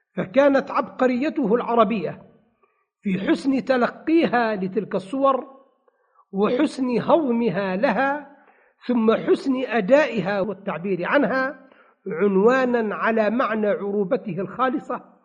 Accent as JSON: {"language": "Arabic", "country": "Tunisia", "said": "عندنا بتونس"}